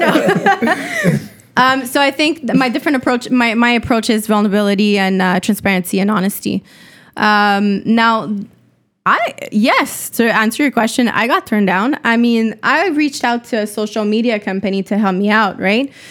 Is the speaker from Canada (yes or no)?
yes; Montreal, Quebec, Canada; Montreal is hometown.